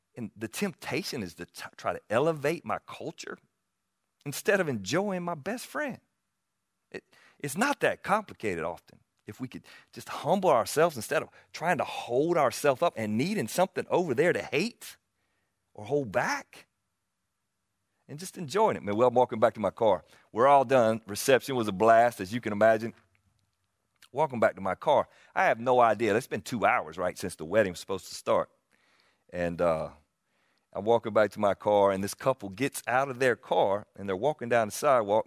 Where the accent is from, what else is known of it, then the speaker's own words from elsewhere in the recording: the South, United States; accent: Southern; You hear me talk anywhere. I get identified as a Southerner